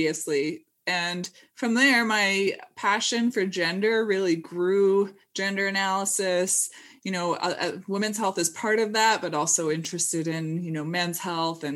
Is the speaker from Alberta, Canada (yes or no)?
no; Squamish, British Columbia, Canada; moved away as an adult; also born or lived in Edinburgh, United Kingdom; so I'm actually from Canada originally, and from near Vancouver, from a town called Squamish